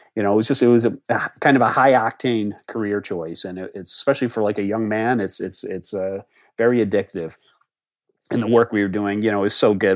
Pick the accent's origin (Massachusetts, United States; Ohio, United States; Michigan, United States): Massachusetts, United States; Harvard; moved away as an adult; also born or lived in Boston, Massachusetts; now in Alexandria, Virginia, United States; I grew up in the little town of Harvard, Massachusetts, which is about 30 miles west of Boston